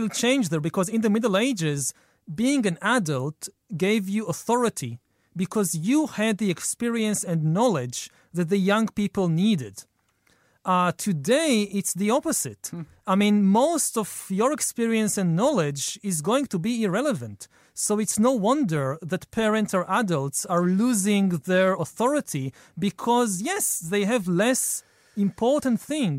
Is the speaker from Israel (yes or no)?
yes; Israel; born or raised there